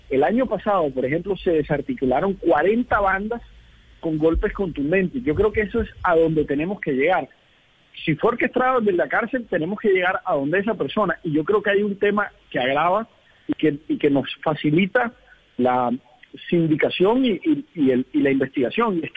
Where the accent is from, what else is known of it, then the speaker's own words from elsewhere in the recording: Colombia; yo creo que es uno de los de los grandes retos que tenemos como colombianos es esa seguridad ciudadana.